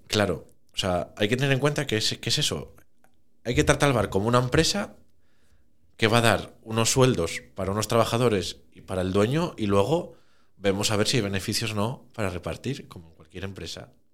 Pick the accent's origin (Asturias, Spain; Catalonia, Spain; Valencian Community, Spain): Asturias, Spain; Oviedo; also born or lived in Caso; Nací en Oviedo y todo en Oviedo